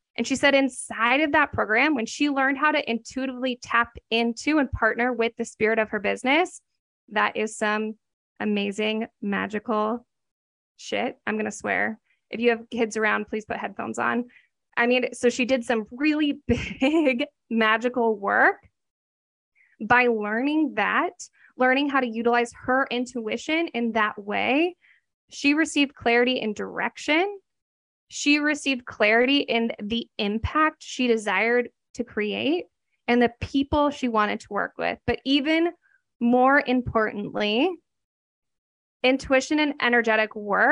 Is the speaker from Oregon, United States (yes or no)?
yes; Oregon, United States; I'm from Oregon.